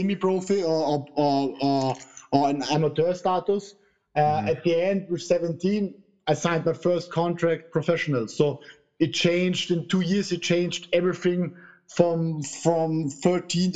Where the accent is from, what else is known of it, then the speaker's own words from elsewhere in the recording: Vienna, Austria; English is a second language; moved away as an adult; also born or lived in Linz, Austria / Italy; I moved with 19, I moved away from Vienna.